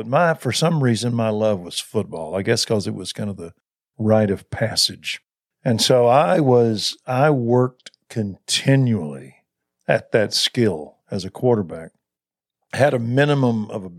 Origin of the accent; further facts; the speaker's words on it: Waco, Texas, United States; I was from Waco, and I grew up in a nice little Methodist church, liberal though it was, but it was nice and ordered.